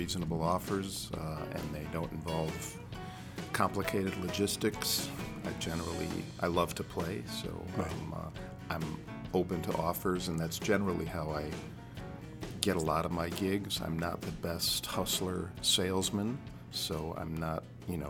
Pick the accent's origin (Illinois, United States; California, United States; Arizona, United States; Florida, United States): Illinois, United States; Chicago; I was raised in Chicago, in the city, a very musical family